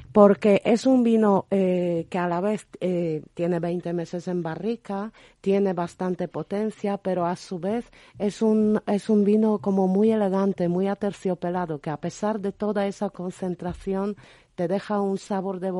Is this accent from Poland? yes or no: yes; Poland; Spanish is a second language; así que soy la polaca esta que sabe